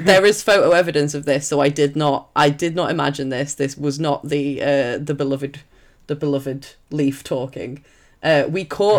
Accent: Sheffield, Yorkshire and the Humber, United Kingdom; I'm from Sheffield.

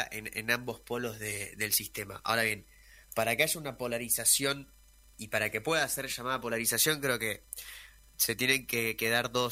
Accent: Argentina; creo que en Argentina estamos rumbo a un sistema de polarización

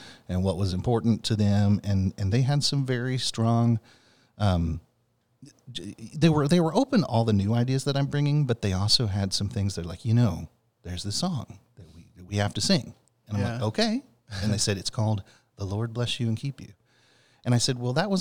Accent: San Antonio, Texas, United States; also born or lived in Fort Worth; I grew up in San Antonio

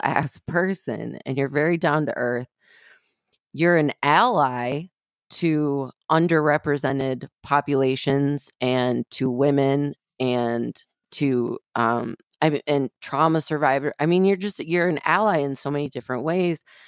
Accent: Flint, Michigan, United States; I grew up in Flint, Michigan

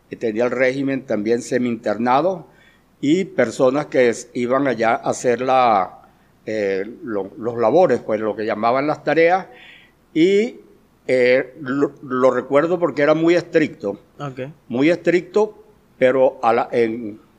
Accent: Guanare, Portuguesa, Venezuela; also born or lived in Mérida; yo soy eh, guanareño, así como dice el poeta Pepo Burgo, del propio barro peñitero.

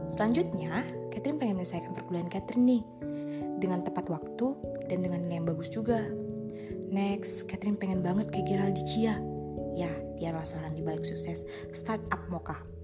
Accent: Sidikalang, North Sumatra, Indonesia; Asal saya dari Sumatera Utara, tepatnya di kota Sirikalang

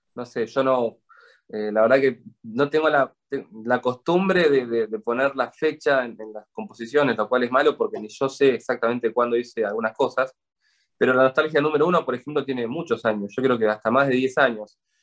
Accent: Buenos Aires, Argentina; como buen porteño

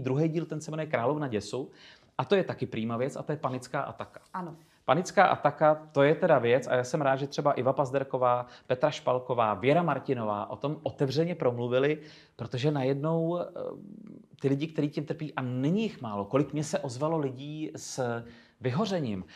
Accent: Chodov, Karlovy Vary Region, Czechia; moved away; svého rodného města Chodova u Karlových varů

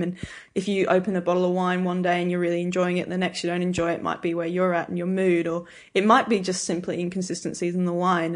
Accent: Albury, New South Wales, Australia; moved away as an adult; also born or lived in England / Melbourne / Adelaide; I grew up in Albury, and then when I was, um, eighteen, I moved to Melbourne

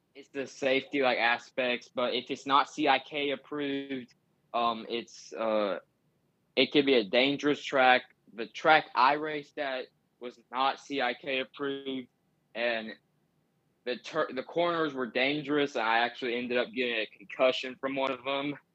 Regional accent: Tennessee, United States; I'm from Tennessee and I, I live, like, thirty, twenty, twenty to thirty minutes from their racing shop

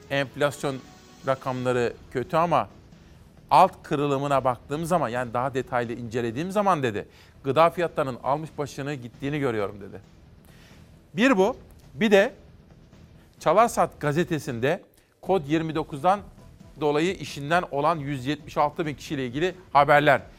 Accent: Simav, Kütahya, Turkey; Doğup büyüdüm Simav'da.

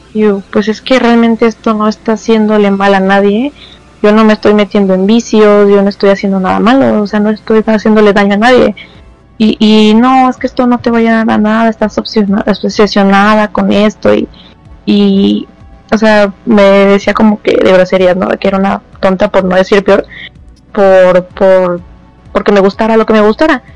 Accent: Mexico

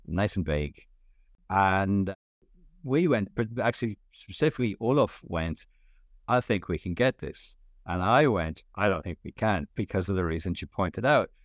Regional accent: Ireland; moved away as an adult; also born or lived in Stockholm, Sweden; I'm Irish, grew up in Ireland in the seventies and eighties

